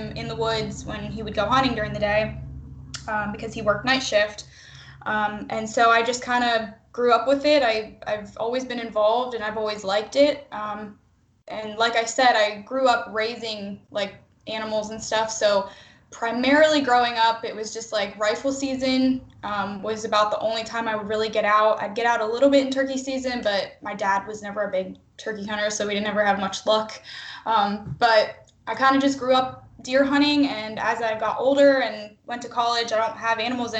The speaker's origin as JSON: {"language": "English", "region": "Pennsylvania", "country": "United States", "moved": "as an adult", "lives_now": "Missouri, United States", "said": "I am from Pennsylvania"}